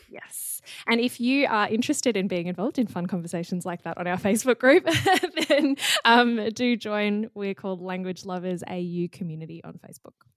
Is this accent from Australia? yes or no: yes; Australia; accent: standard Australian; first language English; we both have fairly standard Australian accents